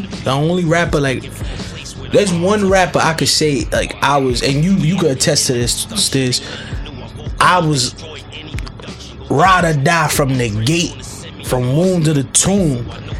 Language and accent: English; New York, United States; I'm from New York. I got a lot of New York bias.